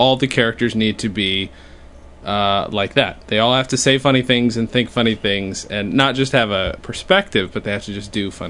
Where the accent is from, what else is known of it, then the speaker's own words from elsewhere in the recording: New York, United States; We're from New York